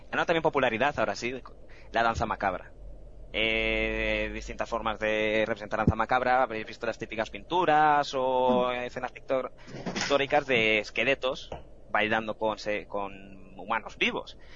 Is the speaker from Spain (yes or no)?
yes; Fuenlabrada, Community of Madrid, Spain; es verdad, yo soy de Fuenla.